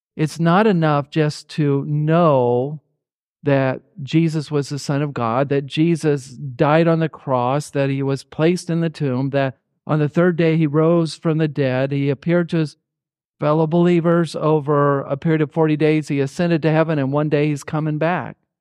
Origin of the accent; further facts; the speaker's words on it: Indianapolis, Indiana, United States; moved away; also born or lived in Fillmore, Minnesota / Harrodsburg, Kentucky; growing up in Indianapolis, Indiana